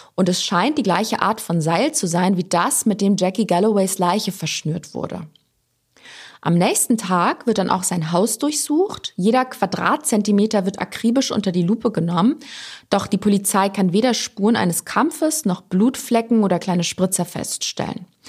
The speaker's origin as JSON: {"language": "German", "country": "Germany", "said": "bei uns in Deutschland"}